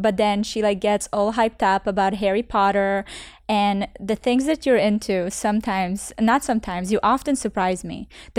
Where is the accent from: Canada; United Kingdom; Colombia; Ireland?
Canada; now in Miami, United States; Because I came from Canada where literally there's a team mm-hmm. of 12 people. And then here I'm in Miami